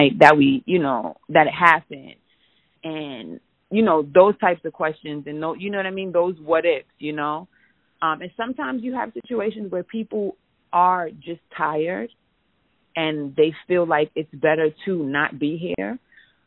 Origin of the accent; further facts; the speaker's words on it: New York City, New York, United States; moved away; also born or lived in the South; I'm from New York. I'm from the Bronx